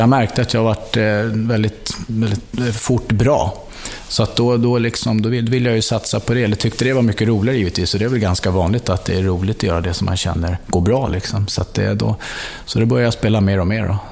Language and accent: Swedish; Stockholm, Stockholm County, Sweden; Uppväxt på Söder, Torkel Knutssonsgatan, där Nacka, Nacka Skoglunds kvarter.